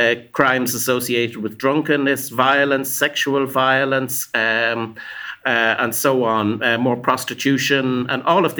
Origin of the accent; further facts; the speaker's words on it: Ireland; I come from Ireland